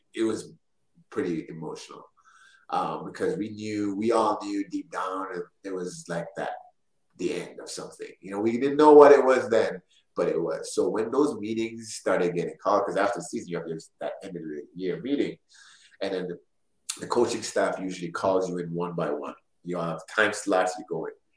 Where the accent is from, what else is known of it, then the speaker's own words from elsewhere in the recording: Orlando, Florida, United States; play for my hometown team